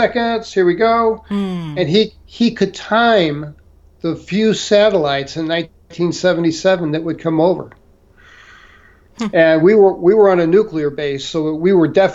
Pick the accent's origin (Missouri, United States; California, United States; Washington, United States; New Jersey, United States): Missouri, United States; St. Louis; moved away; I was from St. Louis